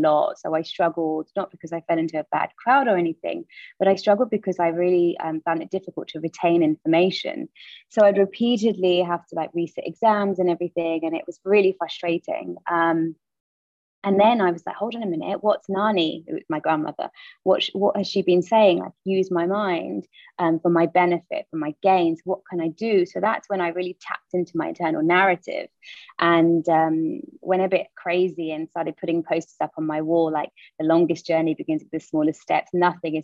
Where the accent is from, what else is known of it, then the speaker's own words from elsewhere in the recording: London, United Kingdom; I was born and raised in the East End of London